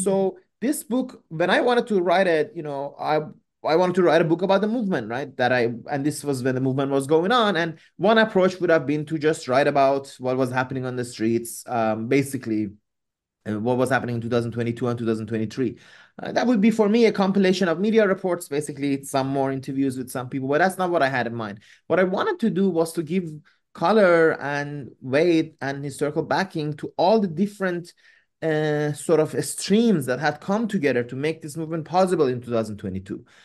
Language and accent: English; Iran; moved away; I'm originally from Iran